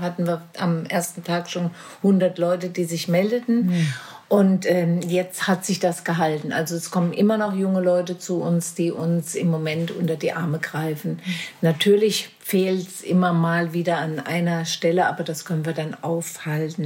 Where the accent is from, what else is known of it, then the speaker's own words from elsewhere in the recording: Marburg, Hesse, Germany; ich oh bin direkt hier in Werder geboren